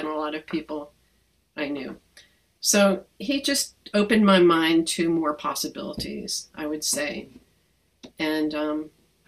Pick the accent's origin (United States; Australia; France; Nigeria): United States; Hudson Valley, New York; I grew up in the Hudson Valley